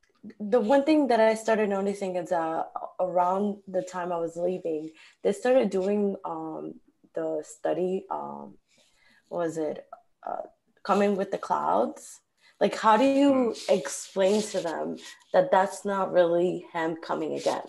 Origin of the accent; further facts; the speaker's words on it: New York, United States; New York.